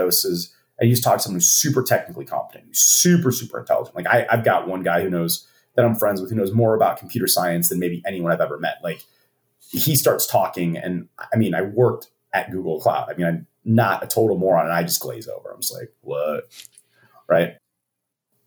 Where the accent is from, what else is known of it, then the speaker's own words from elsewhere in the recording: Chicago, Illinois, United States; moved away; I grew up in Chicago